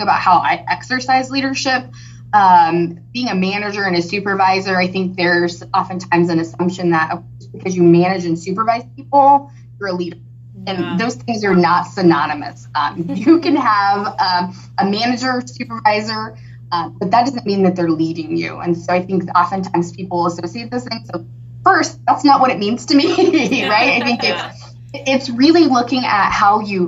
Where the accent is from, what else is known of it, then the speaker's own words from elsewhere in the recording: Hutchinson, Kansas, United States; moved away as an adult; now in Wichita, United States; originally I'm born and raised in Hutchinson, Kansas, not far. I'm a transplant to Wichita.